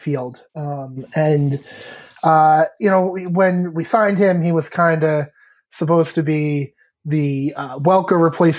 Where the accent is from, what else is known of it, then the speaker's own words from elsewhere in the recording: New York, United States; I come from a family of Yankee fans, so that one was never going to change. I was born in New York.